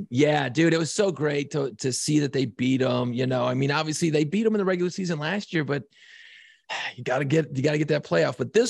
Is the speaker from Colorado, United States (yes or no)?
no; Buffalo, New York, United States; now in New Orleans, United States; I'm from Buffalo